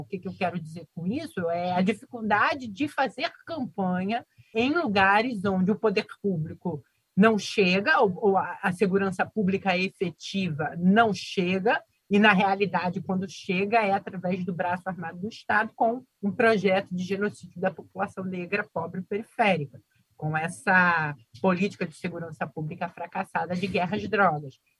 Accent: Rio de Janeiro, Brazil; o bairro onde eu nasci

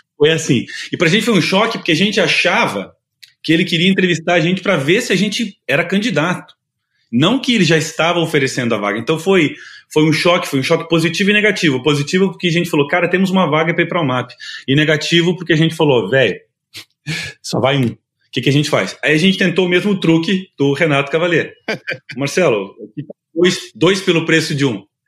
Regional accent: Curitiba, Paraná, Brazil; eu sou de Curitiba

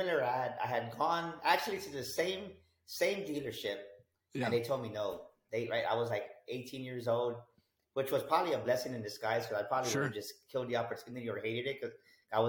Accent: San Antonio, Texas, United States; I grew up here in San Antonio, Texas, pretty much born and raised here my whole life

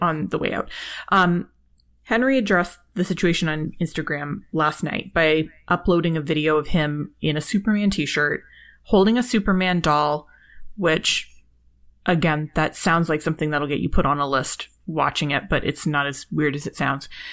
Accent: Canada; I am Canadian

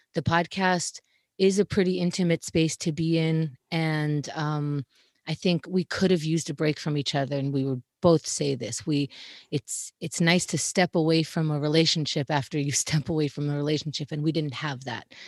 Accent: New York City, New York, United States; also born or lived in Israel; I was born in Israel, and I moved to Queens, New York when I was four, so I was raised here.

